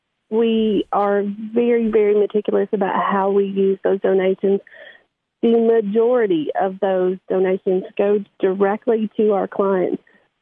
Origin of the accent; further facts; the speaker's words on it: DeKalb County, Tennessee, United States; I'm from DeKalb County and intentionally practice in DeKalb County because it's much needed.